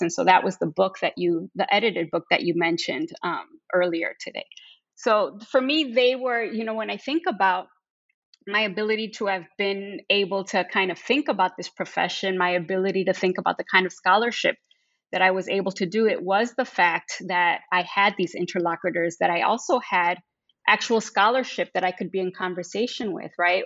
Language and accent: English; Chicago, Illinois, United States; I'm actually born and raised in Chicago